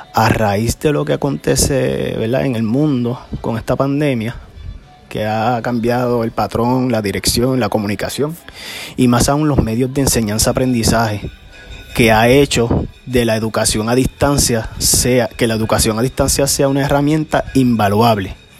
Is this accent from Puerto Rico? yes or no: yes; Peñuelas, Puerto Rico; soy del pueblo de Peñuelas